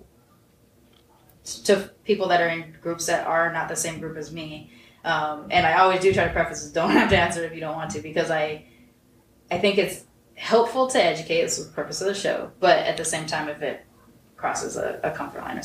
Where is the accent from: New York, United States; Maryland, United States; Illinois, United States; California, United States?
California, United States; Long Beach; Long Beach